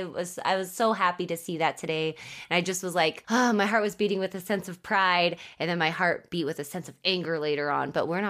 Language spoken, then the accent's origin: English; United States; proving that I am American because I've lived here my entire life. I was born and raised here.